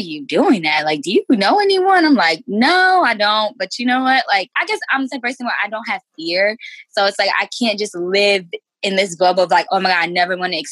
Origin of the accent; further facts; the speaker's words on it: New Jersey, United States; also born or lived in Washington / Massachusetts / Maryland; I'm from Jersey, grew up, born and raised here.